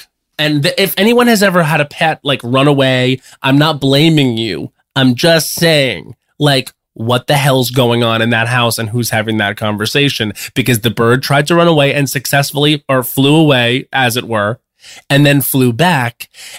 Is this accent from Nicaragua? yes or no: no; Long Island, New York, United States; moved away; I am in my hometown of Long Island, New York